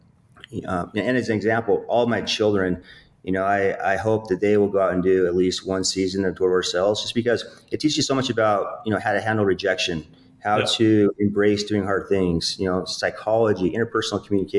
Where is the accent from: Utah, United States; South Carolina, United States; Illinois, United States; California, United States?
Utah, United States; I'm from Utah, small town. I grew up in a really poor income